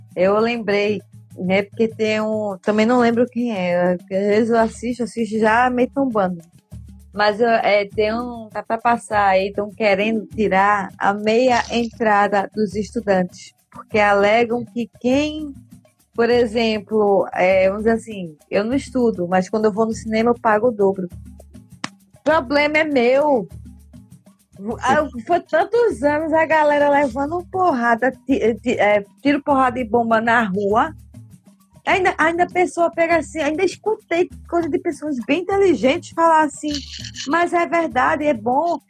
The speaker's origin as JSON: {"language": "Portuguese", "region": "Northeast Region", "country": "Brazil", "said": "eu sou do Nordeste"}